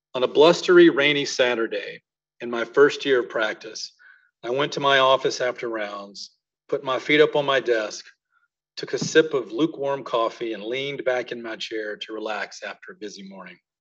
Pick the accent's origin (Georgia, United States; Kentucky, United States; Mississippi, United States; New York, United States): Mississippi, United States; moved away as an adult; I was from Mississippi